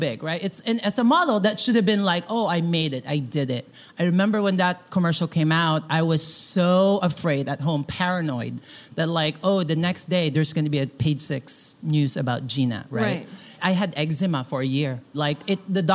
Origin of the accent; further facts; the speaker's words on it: Philippines; moved away; I grew up in the Philippines